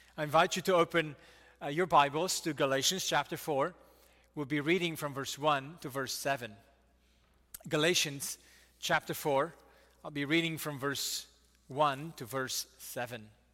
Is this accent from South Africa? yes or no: no; United States; we Americans